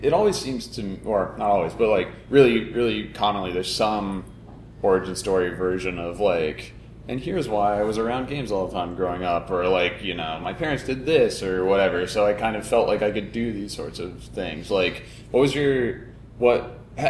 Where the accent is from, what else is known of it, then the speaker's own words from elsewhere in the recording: Florida, United States; I grew up in, like, suburban Florida